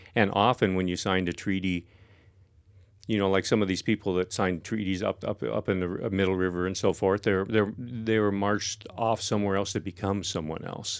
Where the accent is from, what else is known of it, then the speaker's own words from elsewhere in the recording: La Center, Washington, United States; also born or lived in South Bend, Washington / Vancouver, Washington; I was born in South Bend, down in the, uh, Willapah Bay, you know, the home of my ancestors, and about a year, about when I was a year old, um, we moved up to, uh, La Center